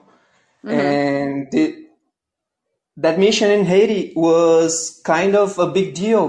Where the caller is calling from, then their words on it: Brazil; I'm calling in from Brazil.